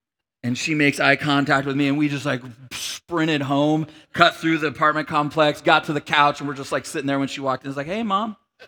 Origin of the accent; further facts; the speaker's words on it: Grand Junction, Colorado, United States; And so we grew up in Grand Junction, Colorado for a period of time, and we lived in this apartment complex